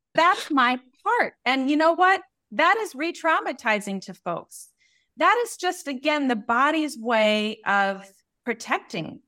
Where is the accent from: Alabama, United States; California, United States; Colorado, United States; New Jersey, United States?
Colorado, United States; I grew up in Colorado